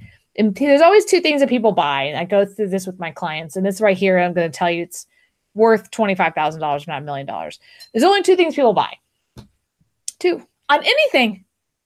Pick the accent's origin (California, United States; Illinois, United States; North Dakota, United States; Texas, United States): Texas, United States; Houston; now in Austin, United States; I grew up in Houston.